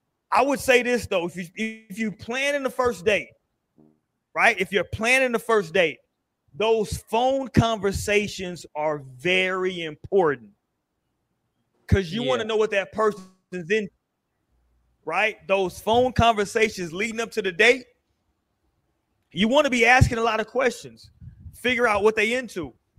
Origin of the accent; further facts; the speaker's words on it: San Diego, California, United States; born there; I was born in San Diego, California. You know what I'm saying? It is a lot of mixed races out there in San Diego, though. But I'm a military baby.